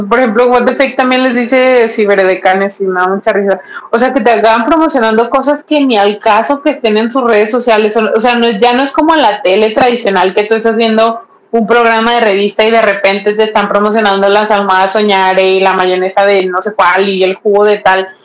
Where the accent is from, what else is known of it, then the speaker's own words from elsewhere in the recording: Mexico; me llegó súper bien, si soy de México, no se tardó